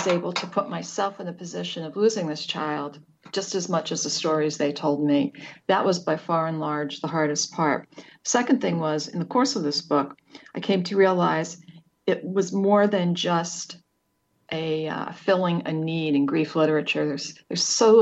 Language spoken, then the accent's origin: English; United States; moved away; I grew up right outside of New York City